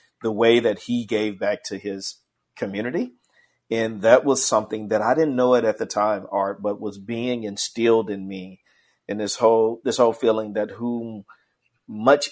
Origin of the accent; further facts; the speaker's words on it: Indianola, Mississippi, United States; I was born and raised in the Mississippi Delta